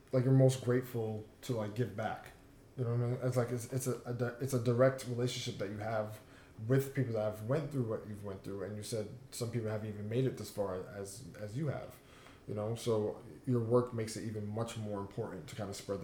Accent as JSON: {"language": "English", "country": "United States", "tie": "born or raised there", "said": "an American"}